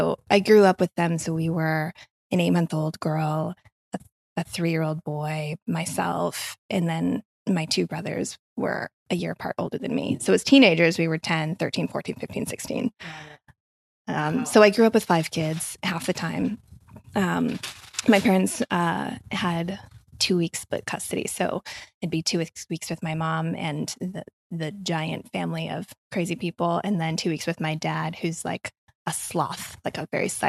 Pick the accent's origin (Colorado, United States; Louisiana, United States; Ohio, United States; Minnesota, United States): Minnesota, United States; northern; I grew up an hour outside of a town of 800 people in northern Minnesota.